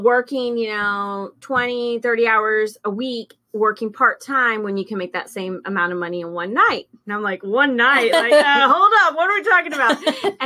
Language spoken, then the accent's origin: English; Alice, Texas, United States; moved away as an adult; now in San Antonio, United States; I moved here from Alice, which is like Corpus, back in 1999.